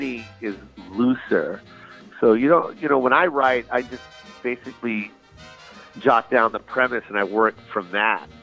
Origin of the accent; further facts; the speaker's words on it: Seattle area, Washington, United States; That's my hometown